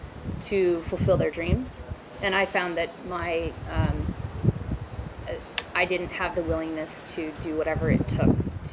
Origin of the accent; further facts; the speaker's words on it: Huntington Beach, California, United States; I was born on California Street in Huntington, so literally blocks from the beach at home. And both my parents surfed. They met out at Newport Jetties.